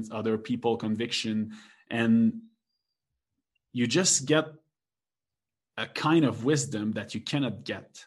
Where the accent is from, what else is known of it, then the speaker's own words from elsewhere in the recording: Quebec, Canada; English is a second language; I'm from Quebec.